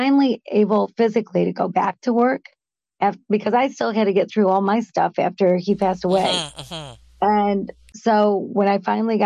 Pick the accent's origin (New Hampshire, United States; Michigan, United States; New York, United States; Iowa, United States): Michigan, United States; Michigan, my home town, my home state